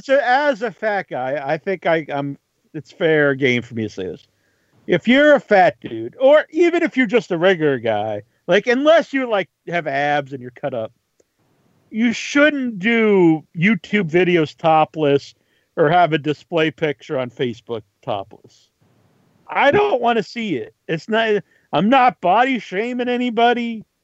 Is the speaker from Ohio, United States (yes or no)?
yes; Ohio, United States; Like, I'm from Ohio.